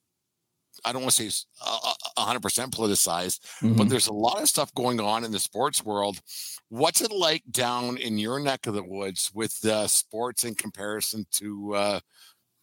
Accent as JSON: {"language": "English", "country": "Canada", "also_born_or_lived": "Southern Alberta", "said": "me and Dave are Canadian"}